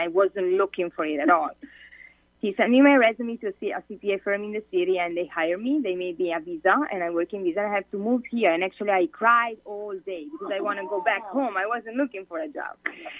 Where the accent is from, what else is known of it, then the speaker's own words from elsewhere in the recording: Italy; English is a second language; moved away as an adult; I moved here from Italy 4.5 years ago because I wanted to improve my English. And I'm a citizen in Italy.